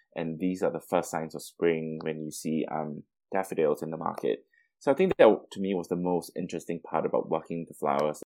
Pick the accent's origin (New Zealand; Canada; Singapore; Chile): Singapore; moved away as an adult; now in Melbourne, Australia; So I was born and raised in Singapore, and I came to Melbourne primarily to finish off my university degree in architecture.